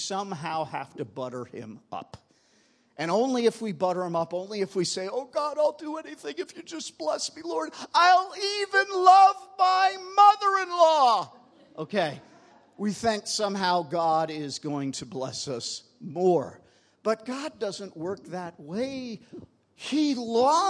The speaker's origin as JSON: {"language": "English", "region": "New York", "country": "United States", "moved": "yes", "said": "I'm originally from New York"}